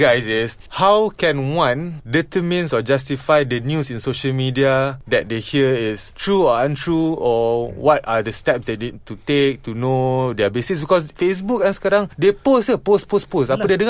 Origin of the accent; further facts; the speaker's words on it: Subang Jaya, Selangor, Malaysia; I'm from Subang Jaya.